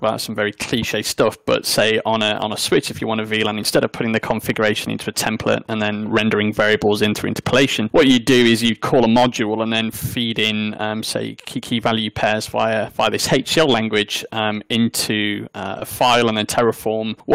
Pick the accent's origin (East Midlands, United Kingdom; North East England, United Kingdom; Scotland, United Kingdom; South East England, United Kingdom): East Midlands, United Kingdom; South Derbyshire; accent: South Derbyshire; I'm from the Midlands, and my South Derbyshire accent, when I normally go full on native South Derby, it's the same.